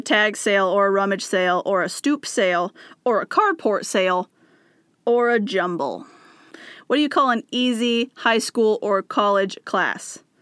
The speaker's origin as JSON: {"language": "English", "area": "near Spokane", "region": "Washington", "country": "United States", "said": "it told me I was from Spokane, Washington, which is very close to where I'm from"}